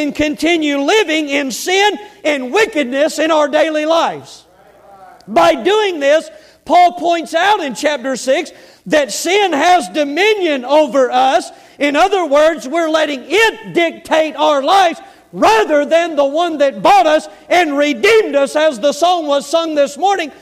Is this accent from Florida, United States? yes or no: yes; Florida Panhandle, United States; accent: southern; I'm from L.A., Lower Alabama. Amen. The panhandle of Florida right there